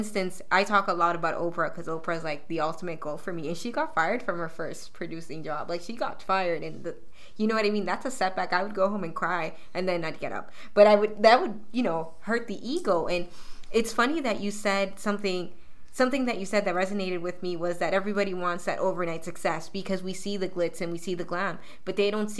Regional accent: Toronto, Ontario, Canada; I'm somebody from Weston Road, you know, raised there, so I understand the hustle a lot.

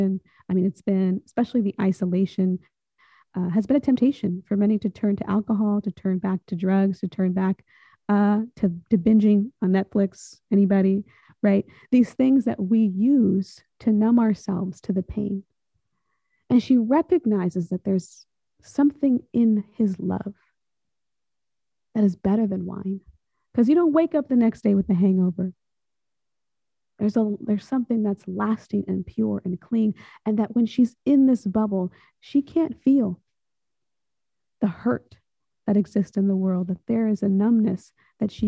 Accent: Salinas Valley, California, United States; I come from California. I come from around the Salinas Valley

